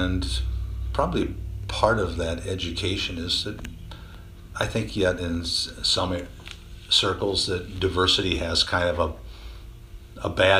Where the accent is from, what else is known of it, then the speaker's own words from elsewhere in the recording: Monticello, Iowa, United States; I grew up in this area. I grew up over in the Monticello area